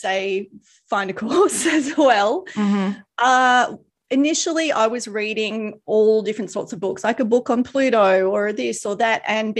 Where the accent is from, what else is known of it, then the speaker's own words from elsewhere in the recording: Queensland, Australia; accent: Australian; now in Gold Coast, Australia; I grew up in this state. So I've come back to this state, but I had never lived in this area before. So I'm about 2 hours from where I grew up, an hour and a half.